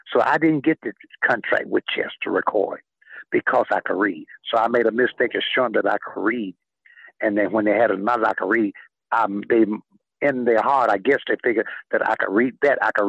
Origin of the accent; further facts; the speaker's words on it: Homer, Louisiana, United States; born there; moved away; also born or lived in Pine Bluff, Arkansas; I was born in Hainesville, Homer, Louisiana, but I left in 1947 and went to Pine Bluff, Arkansas with my father.